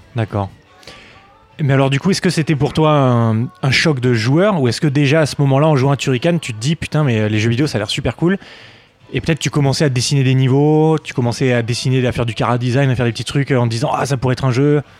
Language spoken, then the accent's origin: French; small town in France near Geneva, Auvergne-Rhône-Alpes, France; moved away as an adult; now in Japan; Une petite ville